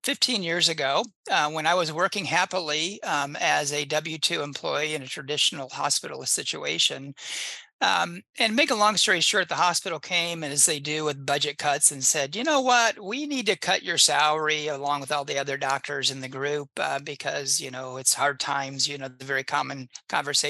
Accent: Indiana, United States; I grew up in Indiana and I practice in the same little county that I grew up in.

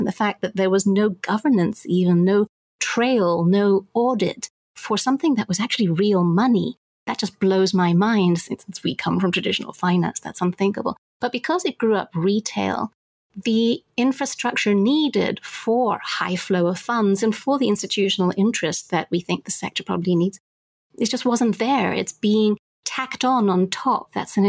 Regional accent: Zambia; I mean, I grew up in Zambia, and so the whole idea of banking infrastructure was something that I care a lot about

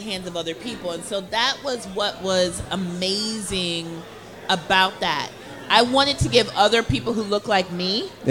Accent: Minneapolis, Minnesota, United States; I grew up in Minnesota, so I was used to being the only little chocolate drop in a room.

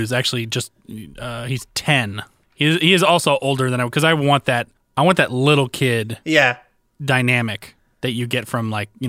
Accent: the South, United States; So, but the thing is even in the South, you know, like we grew up in the South, but we don't sound like it.

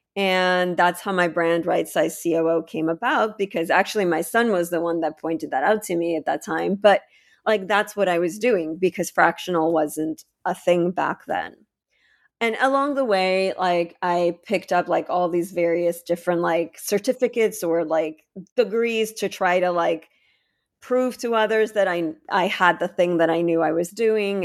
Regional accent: Ukraine; now in United States; I'm from the Ukraine

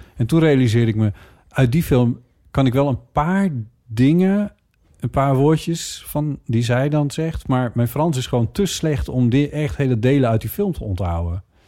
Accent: Friesland, Netherlands; moved away; de boerderij waar ik ben opgegroeid en waar wij jaren hebben gewoond

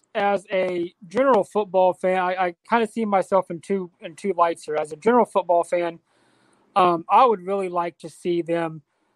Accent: Southeast Kansas, United States; When I was a young kid, I actually grew up in Southeast Kansas. I live here in Western Kansas now. But I grew up in Southeast Kansas in a little tiny town.

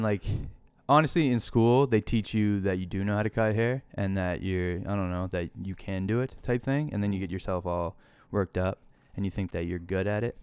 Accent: Hilden, Nova Scotia, Canada; I grew up outside Truro

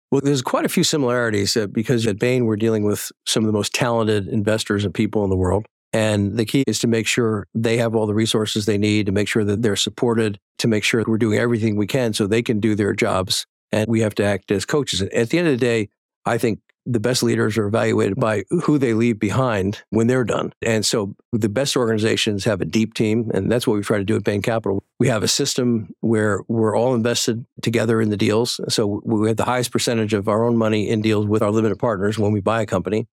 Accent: Boston, Massachusetts, United States; born or raised there

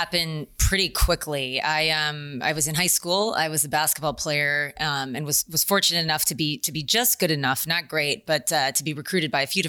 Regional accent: San Diego, California, United States; I grew up in San Diego, California, Navy town, right?

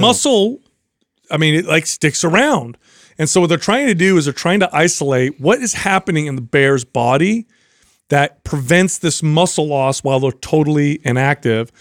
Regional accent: United States; I am an American

